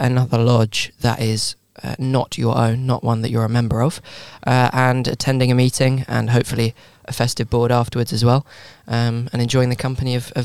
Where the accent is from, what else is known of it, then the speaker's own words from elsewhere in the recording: Gibraltar; I'm from Gibraltar.